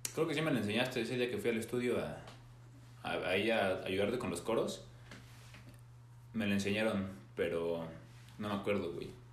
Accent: Mexico; somos de México y somos músicos.

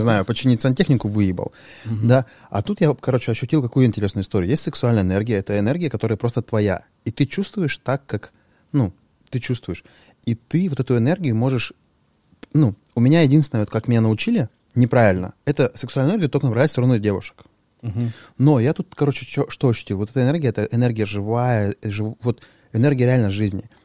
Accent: Sharypovo, Krasnoyarsk Krai, Russia; moved away; also born or lived in Cheryomushki; я там родился в Шарыпово, это там гопнический район

